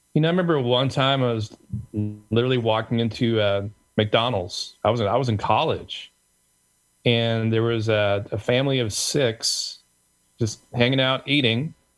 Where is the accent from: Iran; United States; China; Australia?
United States; Tulsa, Oklahoma; being the son of Korean immigrants of all places in the country. I grew up in Tulsa, Oklahoma